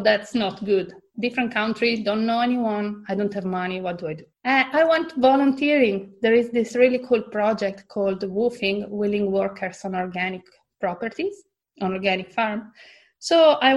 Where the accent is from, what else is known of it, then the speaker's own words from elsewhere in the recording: Italy; moved away as an adult; also born or lived in Australia; I come from Italy and there, it's not normal to change job